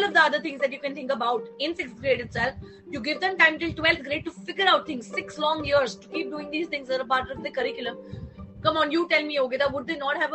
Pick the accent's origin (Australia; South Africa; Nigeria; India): India